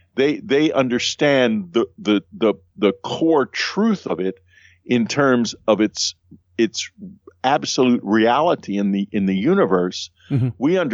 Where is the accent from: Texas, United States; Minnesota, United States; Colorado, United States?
Texas, United States; I'm a Texan